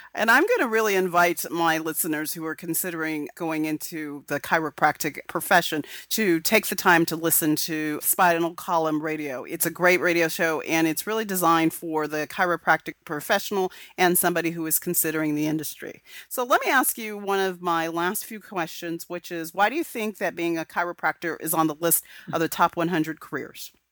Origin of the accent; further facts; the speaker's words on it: California, United States; I'm from California where there's a lot of diversity of thought